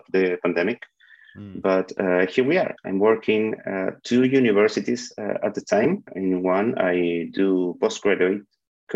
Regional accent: Chile; I'm from Chile.

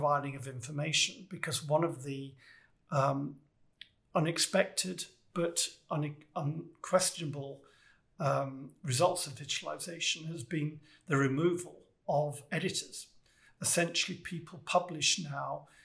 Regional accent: United Kingdom; I'm British

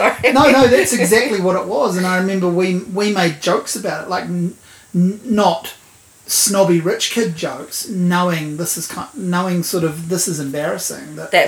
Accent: Havelock North, Hawke's Bay, New Zealand; I'm from Hawke's Bay.

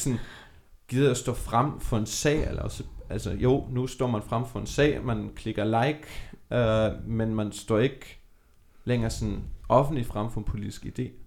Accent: Germany; now in Denmark; Nu er jeg opvokset i Tyskland

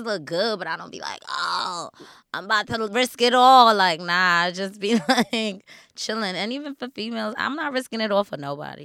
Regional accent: New York City, New York, United States; I'm still from Queens

